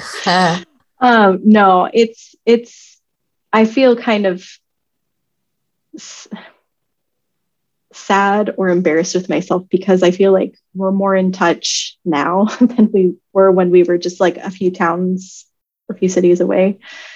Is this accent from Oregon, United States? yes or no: no; California, United States; moved away; we're from California